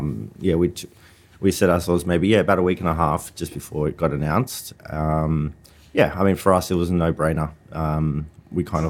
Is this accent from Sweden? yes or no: no; Australia; also born or lived in Sydney, Australia; now in Burleigh Heads, Australia; being Aussie